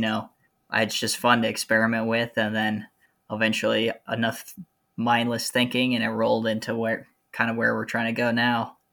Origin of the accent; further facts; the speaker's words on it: Central Ohio, United States; moved away as an adult; also born or lived in Southern California / Virginia; I'm actually from Central Ohio originally